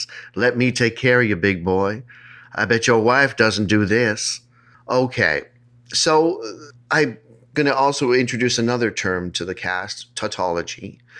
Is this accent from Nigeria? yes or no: no; Moca, Puerto Rico; Where are you from? I am from Moca. This is in Puerto Rico.